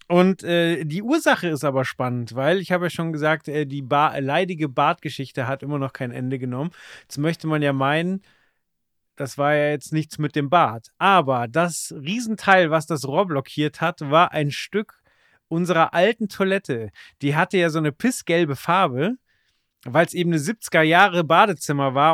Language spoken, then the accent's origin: German; Dachau, Bavaria, Germany; born there; Und mein Vater hat einen Job in München bekommen und ich bin dann in Dachau geboren worden.